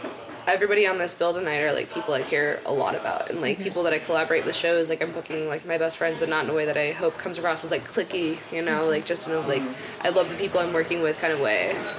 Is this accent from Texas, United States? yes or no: yes; Dallas, Texas, United States; moved away as an adult; now in Boston, United States; I'm from Dallas